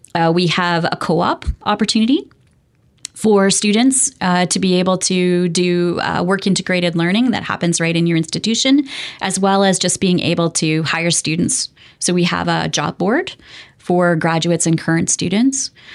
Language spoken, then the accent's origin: English; Alberta, Canada; moved away; I grew up in Alberta